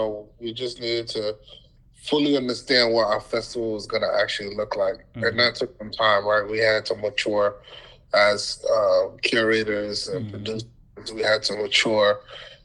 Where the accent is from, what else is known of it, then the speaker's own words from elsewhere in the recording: United States; also born or lived in Ghana; growing up in America, you know, nobody understood I was Ghanaian until I told them that I was just a Black kid in America